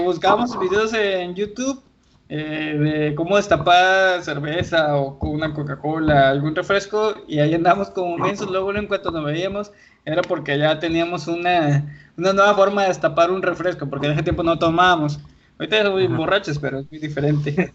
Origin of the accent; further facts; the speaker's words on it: Colima, Mexico; Él desde Querétaro, yo aquí en Colima, pero los dos somos de aquí de Colima y aquí nos conocimos